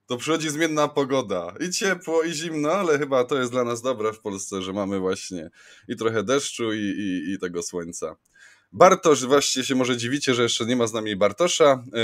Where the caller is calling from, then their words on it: Pszczyna, Silesian Voivodeship, Poland; also born or lived in London; ze mną jest Marcin Fiedorowicz, Marcin nadaje z Londynu, ja z Pszczyny